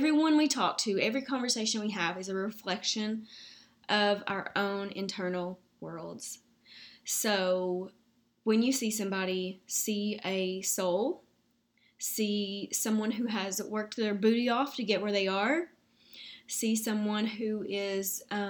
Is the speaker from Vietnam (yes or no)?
no; the South, United States; accent: Southern